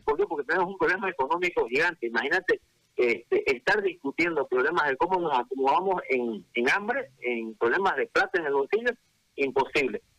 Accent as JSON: {"language": "Spanish", "country": "Bolivia", "said": "Somos bolivianos"}